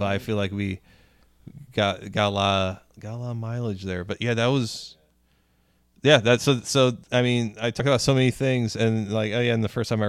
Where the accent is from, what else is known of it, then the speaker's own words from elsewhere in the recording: Spanish Lake, Missouri, United States; the street I grew up on in Spanish Lake has like burned out houses on it now.